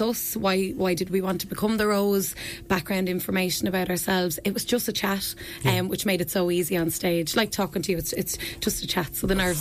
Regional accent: Ferns, Leinster, Ireland; I'm from Ferns. I'm from Ferns.

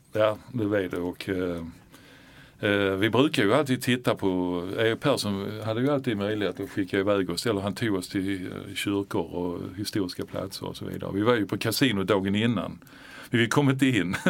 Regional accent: Malmö, Skåne, Sweden; vi var ju födda på Möllevången

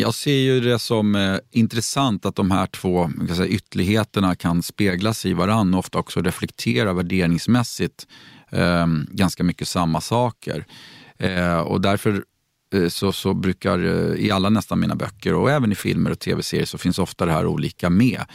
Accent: Stockholm, Stockholm County, Sweden; växte jag upp i ett riktigt medelklassområde utanför Stockholm som hette Gröndal

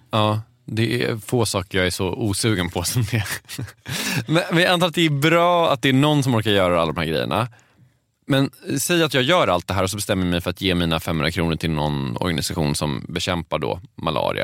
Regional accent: Sweden; jag är svensk

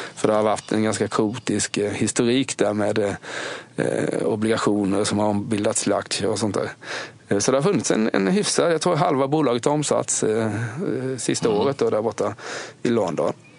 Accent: Sweden; Jag är från Småland

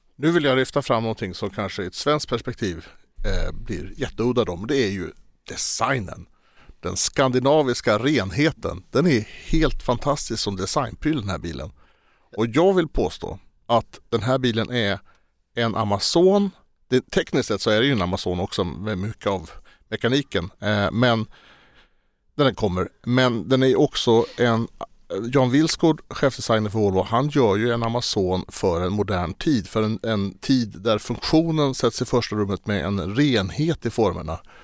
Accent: Falun, Dalarna County, Sweden; Falun där jag är uppväxt

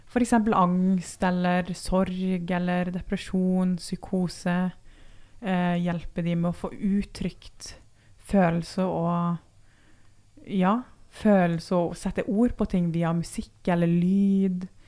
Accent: Brønnøysund, Nordland, Norway; born there; also born or lived in Oslo / Tønsberg; Jeg er født i Brønnøysund. Alle har jo hørt om eh, Brønnøysundregistrene.

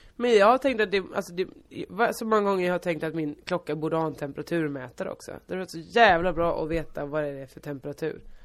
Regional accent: Hylte, Halland County, Sweden; moved away; när jag kommer från Stubbabo Hylte

